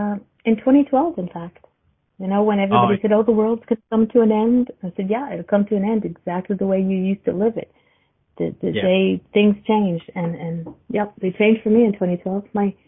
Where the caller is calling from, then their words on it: Canada; I'm from Canada.